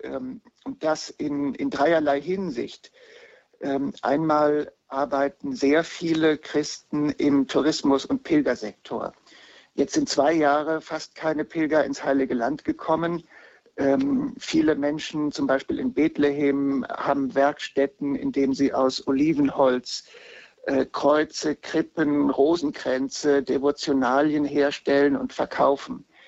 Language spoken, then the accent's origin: German; Heidelberg, Baden-Württemberg, Germany; in Heidelberg, wo ich herkomme, am altsprachlichen Gymnasium